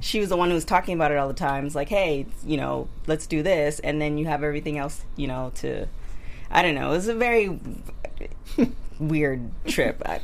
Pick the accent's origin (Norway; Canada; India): Canada; I'm Canadian